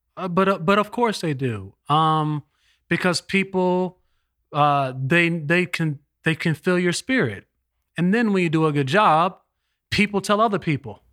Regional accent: Los Angeles, California, United States; now in East Coast, United States; I live on the East Coast, but I was born in Los Angeles

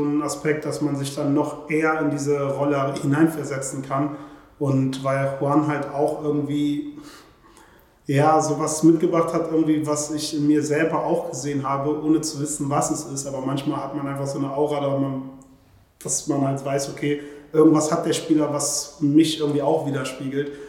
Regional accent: Germany; Ich sehe mich halt als Deutscher, ich kenne halt nur die deutsche Kultur

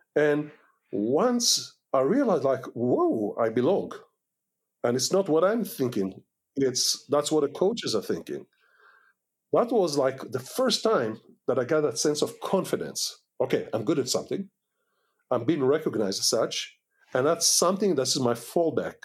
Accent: Israel; English is a second language; moved away as an adult; also born or lived in Washington D.C., United States / California, United States / Kfar Vradim, Israel; we are American citizens, but we are Israelis first

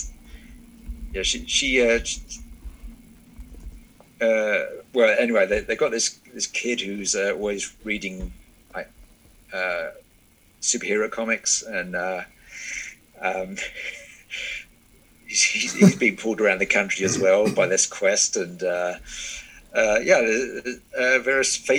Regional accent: Kent, South East England, United Kingdom; where I grew up in Kent, England

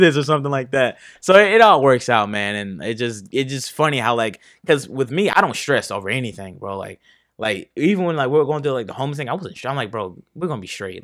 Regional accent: Fort Pierce, Florida, United States; also born or lived in Martin County, Florida / Port Saint Lucie, Florida; I grew up there basically from second grade to sixth grade

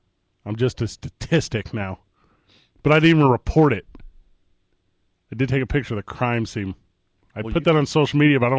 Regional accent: East St. Louis, Illinois, United States; now in Albuquerque, United States; I'm from St. Louis, Missouri, Vital

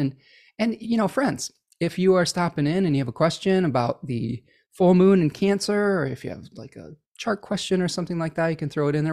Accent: Oak Park, Illinois, United States; I was born in Oak Park, Illinois

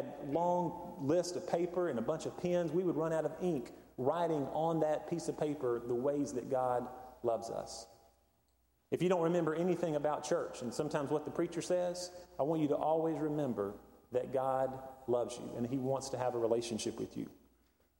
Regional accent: Hendersonville, North Carolina, United States; the mountains where I grew up in Hendersonville.

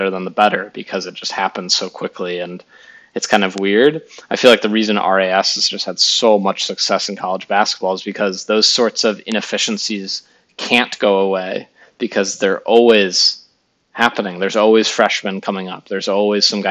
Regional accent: Chicago, Illinois, United States; I grew up in the Chicago area

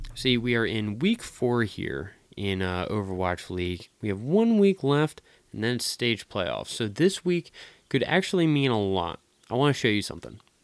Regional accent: Philadelphia, Pennsylvania, United States; in my hometown

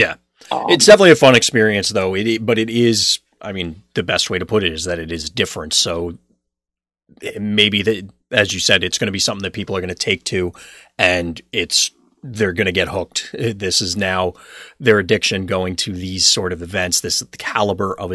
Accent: Freehold, New Jersey, United States; moved away as an adult; now in Philadelphia, United States; I've lived here now for... It's almost 7 years and it still feels like I don't know where anything or anything about it, because I grew up in New Jersey

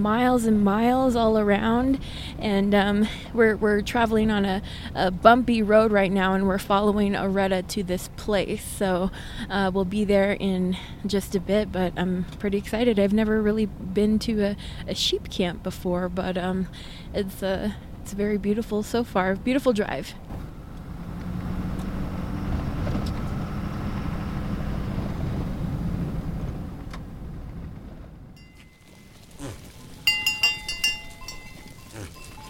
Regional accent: United States; I'm from the Navajo Nation

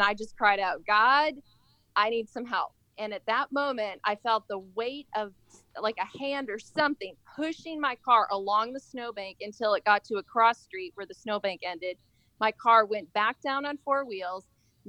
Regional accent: Apple Valley, Minnesota, United States; Well, I grew up, like, kind of, we moved around a few times. But that particular, I was in Minnesota. It was just, I think it was south of Rosemont. It was called Apple Valley.

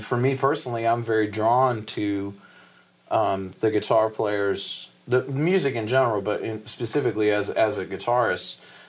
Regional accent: Chicago, Illinois, United States; being born and raised in Chicago

